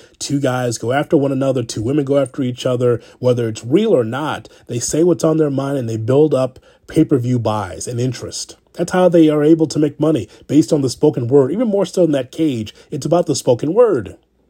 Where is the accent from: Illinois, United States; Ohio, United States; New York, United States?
Illinois, United States; Chicago; being a Chicagoan